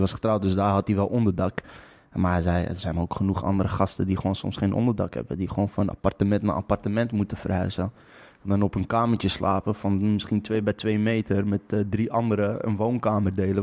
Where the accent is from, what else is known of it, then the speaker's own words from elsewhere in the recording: Lelystad, Flevoland, Netherlands; ik kom uit Lelystad.